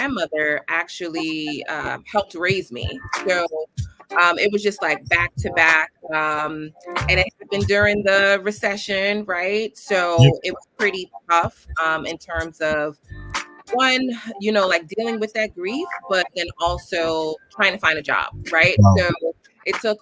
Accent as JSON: {"language": "English", "town": "New York City", "region": "New York", "country": "United States", "tie": "born or raised there", "said": "I am a Bronxite, meaning that I grew up in the Bronx, currently reside in the Bronx"}